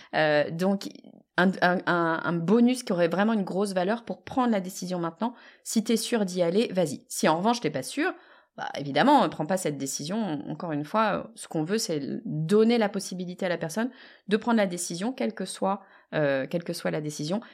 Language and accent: French; France; on est français